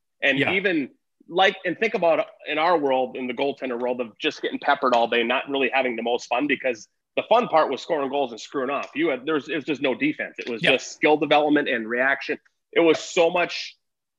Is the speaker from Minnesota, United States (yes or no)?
yes; Lino Lakes, Minnesota, United States; also born or lived in Northfield, Minnesota; I grew up in Lino